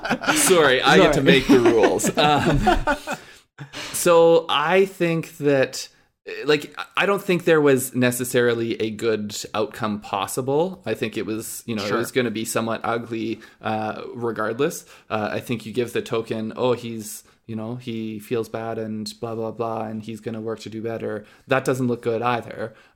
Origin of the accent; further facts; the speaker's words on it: Canada; I think especially like we're Canadian.